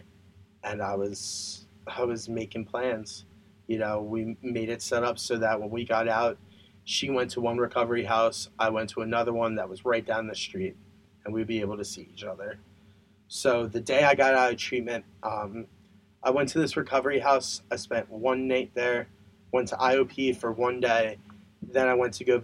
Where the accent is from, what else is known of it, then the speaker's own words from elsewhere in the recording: Pennsylvania, United States; I'm from Pennsylvania